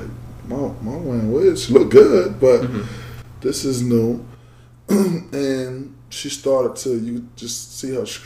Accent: Macon, Georgia, United States; I grew up in Macon, Georgia.

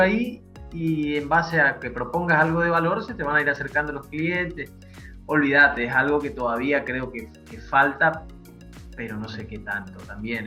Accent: Argentina

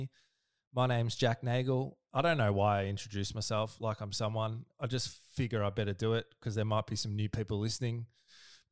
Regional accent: Melbourne, Victoria, Australia; I'm from Melbourne

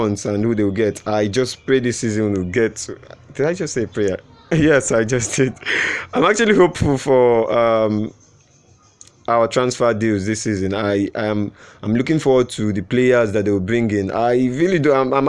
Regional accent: Nigeria; I'm a Nigerian.

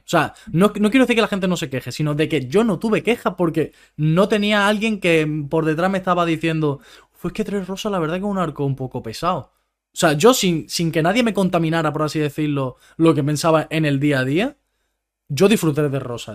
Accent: Spain; los acentos que podemos tener nosotros por ser españoles

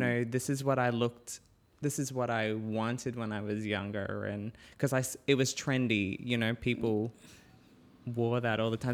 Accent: Cairns, Queensland, Australia; moved away; also born or lived in Innisfail / Brisbane / Perth; I grew up in Cairns

